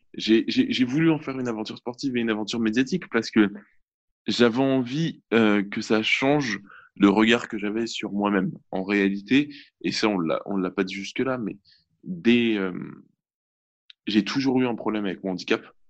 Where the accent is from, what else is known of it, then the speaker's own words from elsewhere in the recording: Argenteuil, Île-de-France, France; je viens d'Argenteuil à la base. Et euh, donc, donc plutôt, plutôt ville populaire, de banlieue parisienne